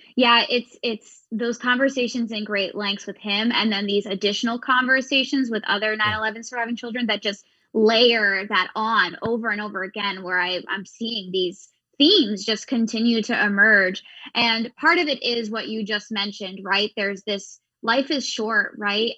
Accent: Pennsylvania, United States; we grew up in Pennsylvania

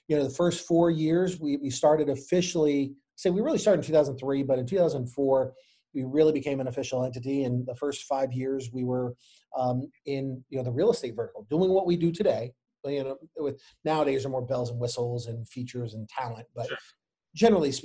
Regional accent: Chicago, Illinois, United States; moved away as an adult; now in Anne Arundel County, United States; I myself am not from Maryland originally. I'm from Chicago

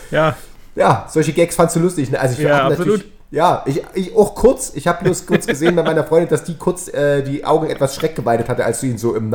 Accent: Chemnitz, Saxony, Germany; born there; Karl-Marx-Stadt, meine Geburtsstadt, ist die Partnerstadt von Manchester, weil da auch ganz viel äh, Textilindustrie war.

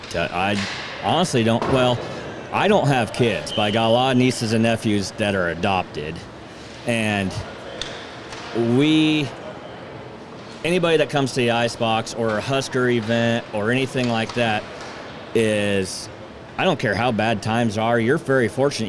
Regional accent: Seward, Nebraska, United States; I'm from Seward.

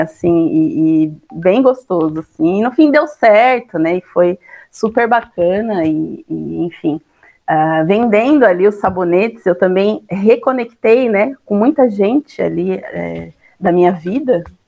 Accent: São Bernardo do Campo, São Paulo, Brazil; moved away as an adult; now in Santa Catarina, Brazil; Eu sou nascida aqui, é, quer dizer, lá em São Paulo, né? e morei assim bastante tempo da minha vida, cresci em São Bernardo

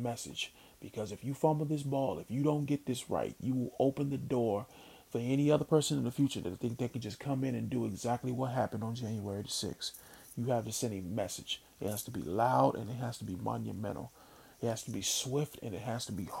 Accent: Mississippi, United States; now in Philadelphia, United States; I grew up in Mississippi, because we didn't have that kind of weather

